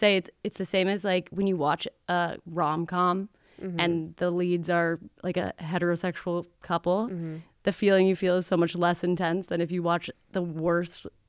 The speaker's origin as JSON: {"language": "English", "region": "Texas", "country": "United States", "tie": "born or raised there", "said": "But my family's all from Pennsylvania, even though I was in the South and I grew up in Texas"}